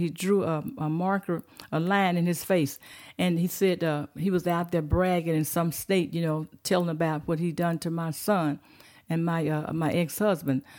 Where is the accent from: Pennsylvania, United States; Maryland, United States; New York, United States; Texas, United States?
Texas, United States; Fort Worth; moved away as an adult; now in Prescott Valley, United States; I was born in Fort Worth, Texas